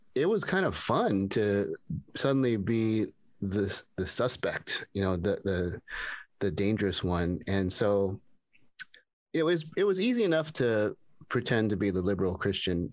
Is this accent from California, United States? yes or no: yes; Pasadena, California, United States; when I grew up here in Pasadena